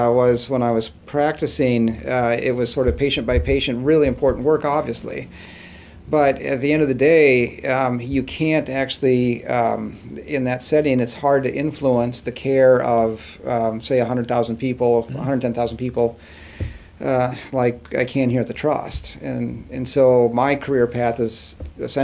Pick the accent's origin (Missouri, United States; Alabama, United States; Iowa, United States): Iowa, United States; Muscatine; also born or lived in Sauk City, Wisconsin; now in Wisconsin, United States; growing up in Muscatine, Iowa